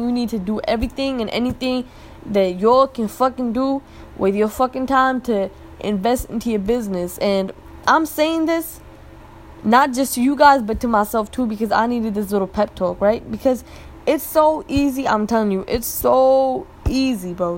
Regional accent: Pakistan; now in United States; i was born there i'm always visiting back and forth again like another blessing i'm able to visit my home town

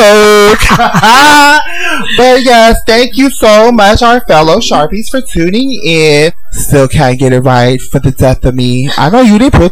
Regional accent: San Bruno, California, United States; I'm from San Bruno. Sorry, y'all. So we cocky out there.

